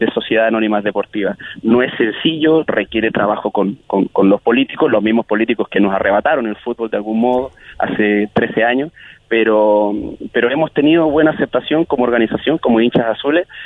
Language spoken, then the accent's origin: Spanish; Chile; como chilenos es nuestro mayor miedo